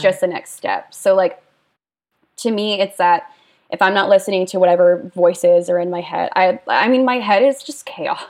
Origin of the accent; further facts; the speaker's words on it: Lewisburg, Pennsylvania, United States; moved away as an adult; also born or lived in Scottsdale, Arizona / New Jersey; now in New Orleans, United States; I was born in Arizona. I lived there with a brief stint in Jersey um, until I was 10. And then I was 10, I moved to Pennsylvania.